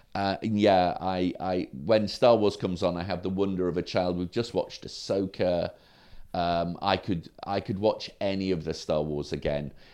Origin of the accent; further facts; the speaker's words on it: Sprotbrough, Yorkshire and the Humber, United Kingdom; also born or lived in Derby / Woodlands, North Doncaster; I, I grew up in Sprockborough